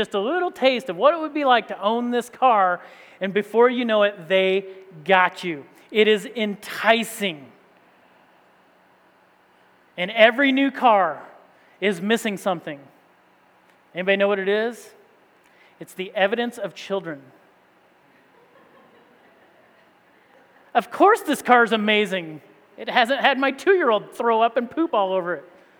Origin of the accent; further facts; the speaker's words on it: Indiana, United States; moved away as an adult; also born or lived in East Tennessee; growing up in Indiana